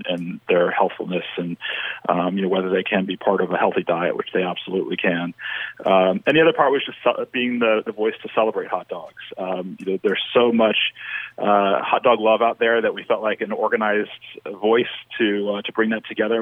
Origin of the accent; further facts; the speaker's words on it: the South, United States; I'm from the South